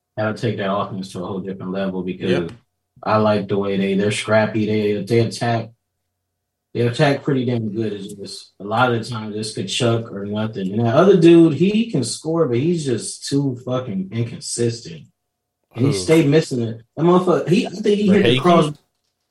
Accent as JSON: {"language": "English", "region": "Southern California", "country": "United States", "said": "I'm from Southern California"}